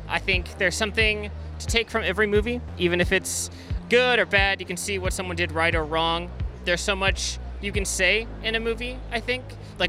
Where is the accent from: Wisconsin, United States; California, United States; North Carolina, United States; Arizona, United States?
California, United States; San Diego; I'm from San Diego, California